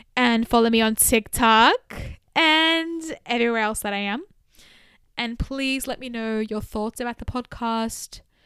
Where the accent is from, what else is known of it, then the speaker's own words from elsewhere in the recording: Australia; growing up in Australia in the early two thousands